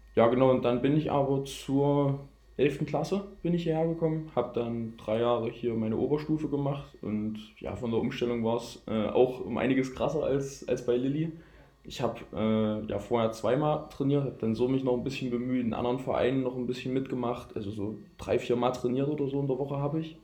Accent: near Gera, Thuringia, Germany; accent: Saxon; moved away; Ich stamme ursprünglich aus Gera, aus der Nähe von Gera, aus einem kleinen Dorf

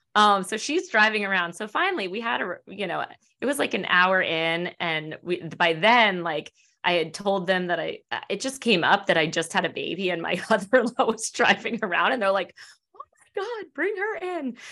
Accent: Annapolis, Maryland, United States; also born or lived in Washington, D.C. area; I'm from the Annapolis area originally.

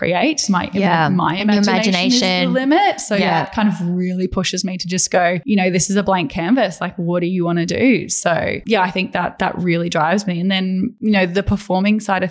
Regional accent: Brisbane, Queensland, Australia; also born or lived in Paris; I grew up in Brisbane. I was raised in Brisbane and I attended school there

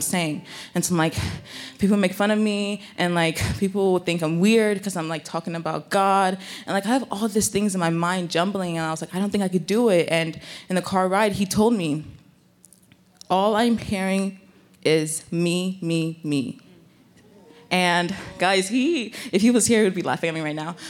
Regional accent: Nigeria; also born or lived in Bay Area, California; now in United States; I was born in Nigeria, and I had, like, sometimes, I have an accent

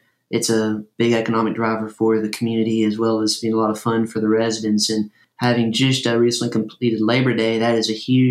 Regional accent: Marshall County, Kentucky, United States; moved away as an adult; also born or lived in Reidland, Kentucky / Miami, Florida / Central Florida; now in South Florida, United States; I'm from Kentucky.

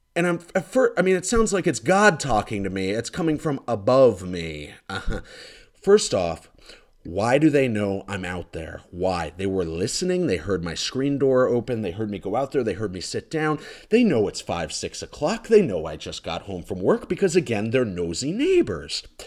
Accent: Florida, United States; moved away as an adult; I'm from Florida

